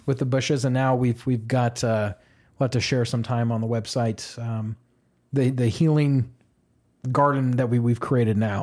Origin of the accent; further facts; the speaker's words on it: Edmond, Oklahoma, United States; moved away as an adult; now in Austin, United States; I was raised in Edmond, Oklahoma, right above Oklahoma City